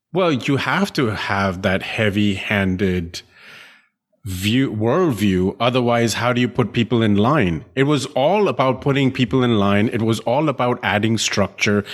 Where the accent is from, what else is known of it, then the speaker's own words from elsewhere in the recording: India; I grew up in India